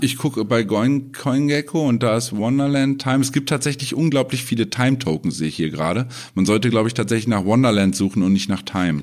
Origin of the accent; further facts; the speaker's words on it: Germany; bei uns in Deutschland